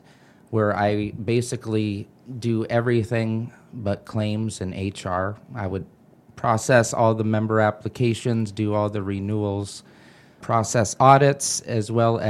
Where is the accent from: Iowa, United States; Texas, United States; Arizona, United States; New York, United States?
Iowa, United States; Ankeny; also born or lived in Fort Dodge; I was born in Fort Dodge. I moved to Ankeny when I was young and went to Ankeny High School.